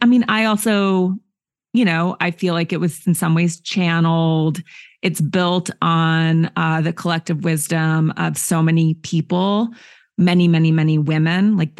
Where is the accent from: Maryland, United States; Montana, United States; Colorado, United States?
Montana, United States; I grew up in nature in Montana to liberal parents who are not patriarchal at all.